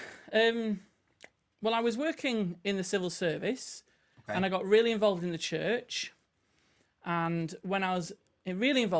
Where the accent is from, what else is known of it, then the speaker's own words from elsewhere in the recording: Lytham St Annes, North West England, United Kingdom; I'm from Lytham St. Anne's, by the way, near Blackpool.